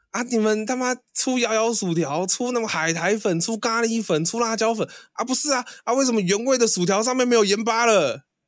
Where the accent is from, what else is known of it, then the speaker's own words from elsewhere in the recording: Taiwan; accent: Taiwanese; 反正我们是台湾人嘛